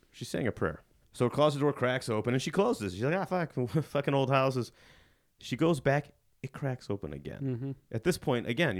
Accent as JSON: {"language": "English", "region": "Illinois", "country": "United States", "said": "I'm from Illinois, and Illinois looks fucking nothing like Utah."}